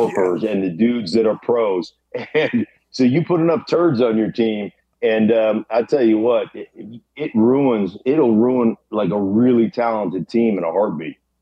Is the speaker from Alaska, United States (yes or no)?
yes; Alaska, United States; now in Denver, United States; since I was a boy growing up in Alaska rooting for the Steelers